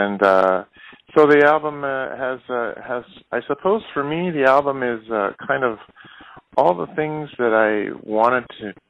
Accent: Canada; I grew up in Canada. I moved to Canada when I was young, and I guess I got into music when I was about 7 or 8.

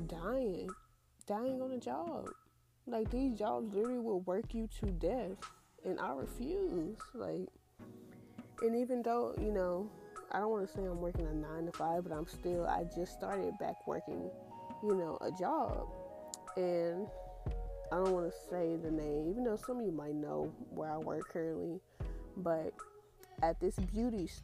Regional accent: Houston, Texas, United States; I'm born and raised in Houston, Texas

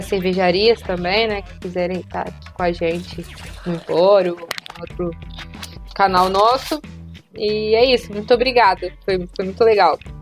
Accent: Minas Gerais, Brazil; A gente é mineiro

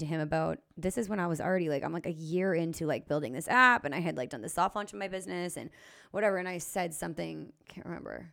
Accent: Lower Sackville, Nova Scotia, Canada; also born or lived in St. John's, Newfoundland / Alberta; I grew up in Lower Sackville

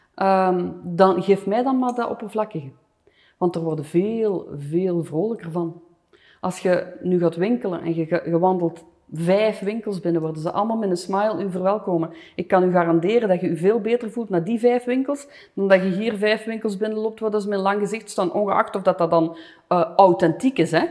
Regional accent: Flanders, Belgium; moved away as an adult; also born or lived in Los Angeles, United States

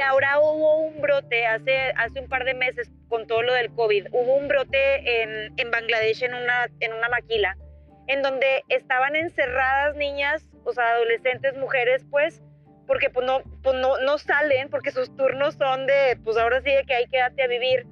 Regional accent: Monclova, Coahuila, Mexico; moved away as an adult; also born or lived in Monterrey; yo me fui a Monterrey, eh, soy de Monclova, y éramos foráneas

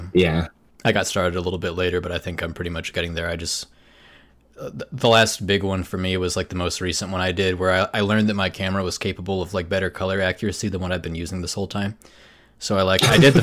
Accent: right outside Nashville, Tennessee, United States; moved away as an adult; also born or lived in Seattle, United States; now in South Korea; born and raised in Tennessee

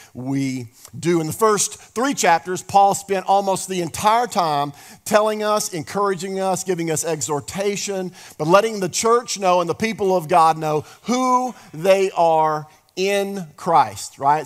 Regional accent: the South, United States; we're from the South here

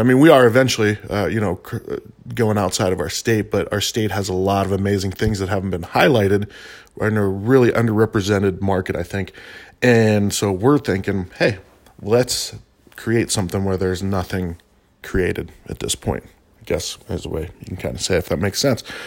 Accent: Albuquerque, New Mexico, United States; I am from Albuquerque

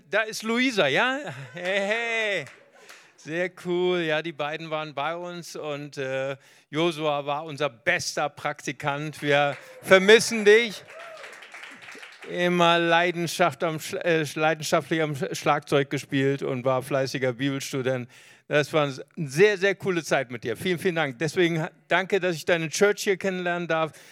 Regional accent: Recife, Pernambuco, Brazil; born there; Ich bin geboren in Brasilien, in Recife.

